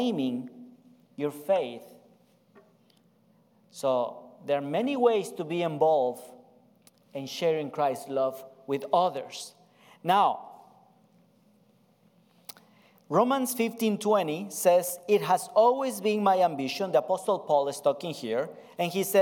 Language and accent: English; Ecuador; English is a second language; I'm from South America. Pastor Tanner already introduced my family. I'm from Ecuador